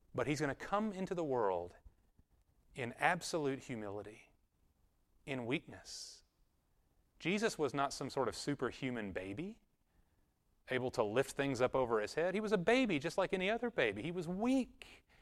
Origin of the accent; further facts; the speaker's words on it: Conroe, Texas, United States; I'm from Conroe, Texas, and Conroe looks like Manhattan compared to Nazareth